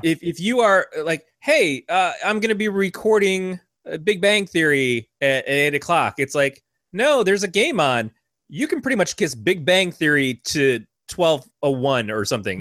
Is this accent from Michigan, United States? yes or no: yes; Michigan, United States; now in California, United States; I grew up in Michigan